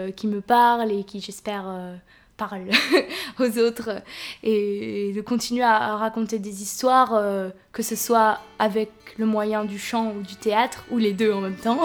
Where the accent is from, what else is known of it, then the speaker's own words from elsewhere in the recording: France; en tant que française